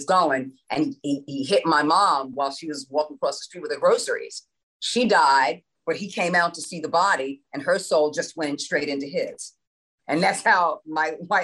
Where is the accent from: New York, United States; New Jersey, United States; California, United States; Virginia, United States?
New York, United States; New York City; moved away; I was from the New York area